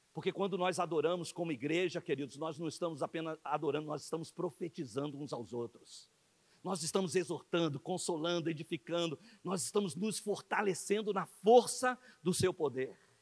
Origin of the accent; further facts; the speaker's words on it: Brazil; Nós que somos aqui do Brasil